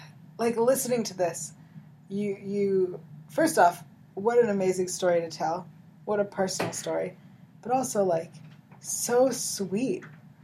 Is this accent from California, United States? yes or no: yes; Bay Area, California, United States; I grew up in the Bay Area.